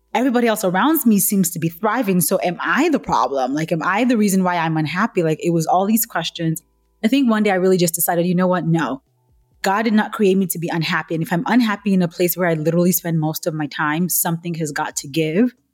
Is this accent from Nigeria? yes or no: yes; Nigeria; moved away; I'm originally Nigerian, right? So I grew up in a culture where real jobs were like doctor, lawyer, nurse, accountant